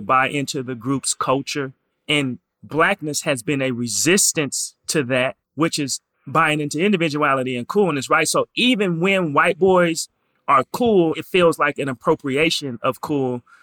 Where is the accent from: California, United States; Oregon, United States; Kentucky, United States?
Oregon, United States; Portland; I'm from Portland